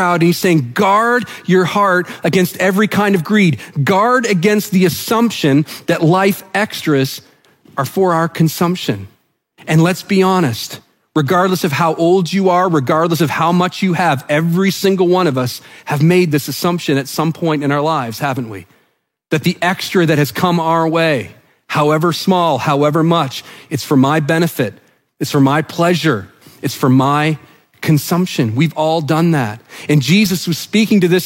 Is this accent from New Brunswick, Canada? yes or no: yes; New Brunswick, Canada; I'm from New Brunswick